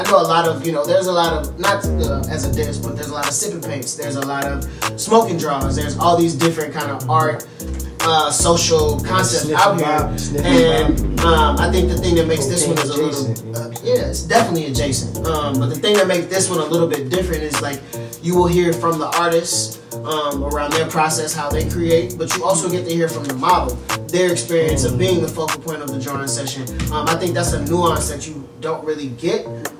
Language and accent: English; the South, United States; I'm from the South, so it's really cool to kind of hear some different type of sounds versus some other places in that region.